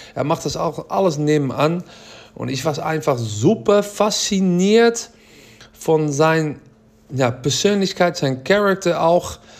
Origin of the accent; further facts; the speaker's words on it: Netherlands; German is a second language; ich bin Holländer